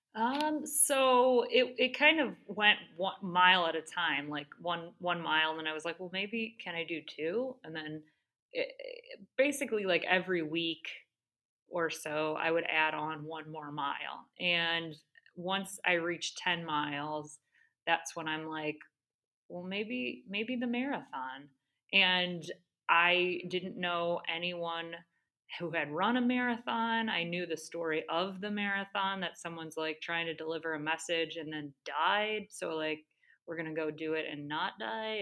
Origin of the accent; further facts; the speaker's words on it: Great Lakes, Ohio, United States; also born or lived in Australia; born and raised on the Great Lakes